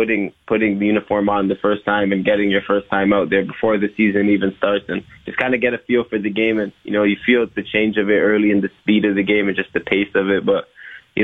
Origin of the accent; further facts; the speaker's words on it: Toronto, Ontario, Canada; growing up in Rexdale, we got a lot of, you know, tickets to the games to our community center